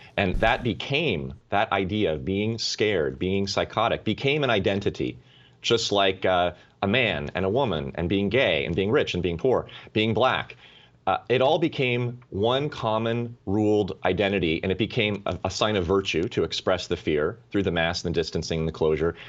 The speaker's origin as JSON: {"language": "English", "country": "United States", "said": "as an American, as a citizen"}